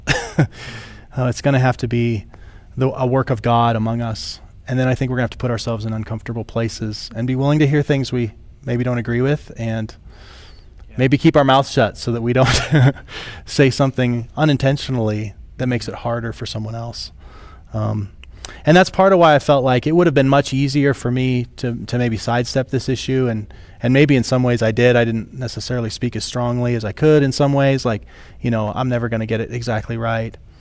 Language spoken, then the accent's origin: English; rural South Dakota, United States; I grew up in South Dakota, like like rural South Dakota